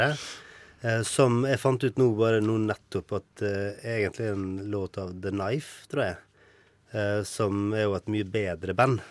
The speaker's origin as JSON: {"language": "Norwegian", "town": "Ålesund", "region": "Møre og Romsdal", "country": "Norway", "tie": "born or raised there", "said": "jeg vokste opp i Ålesund"}